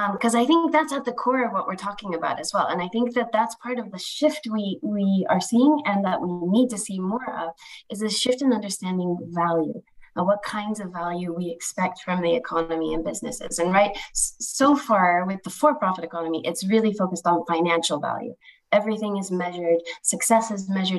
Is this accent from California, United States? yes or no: no; Colorado, United States; my home state in the US, Colorado